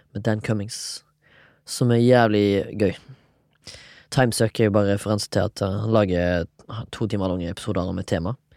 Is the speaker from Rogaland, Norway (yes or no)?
yes; Haugesund, Rogaland, Norway; now in Oslo, Norway; 34 år, fra Haugesund.